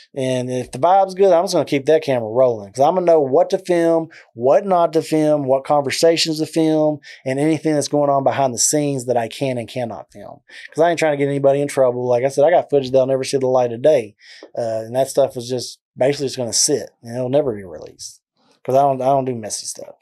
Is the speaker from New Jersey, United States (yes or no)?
no; McGregor, Texas, United States; accent: southern drawl; now in Waco, United States; I'm originally from a small town called McGregor, as you can tell with the southern draw in my accent